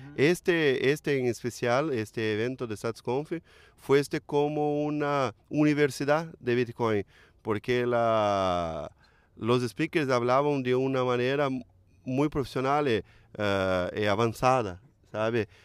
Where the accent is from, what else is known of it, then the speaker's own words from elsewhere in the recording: Brazil; Spanish is a second language; soy brasileño, no hablo fluidamente